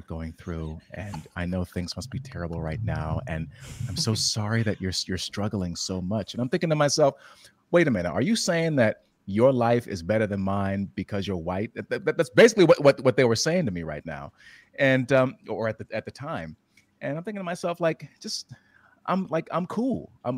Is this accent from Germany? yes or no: yes; Germany; born there; also born or lived in Western Europe; I was born in Germany and I've spent a lot of my formative years in Western Europe.